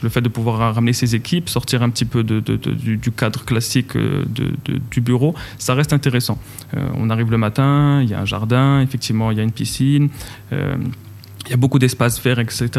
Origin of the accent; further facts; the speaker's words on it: Casablanca, Casablanca-Settat, Morocco; moved away as an adult; also born or lived in Switzerland / France; j'ai grandi à Casablanca, j'ai quitté le Maroc pour aller faire mes études en Suisse